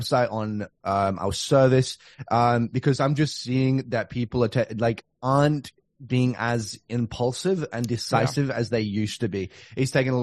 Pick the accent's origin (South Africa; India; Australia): Australia; moved away; I'm from Australia